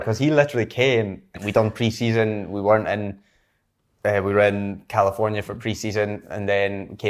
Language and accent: English; Scotland, United Kingdom; they didn't think I was from Scotland.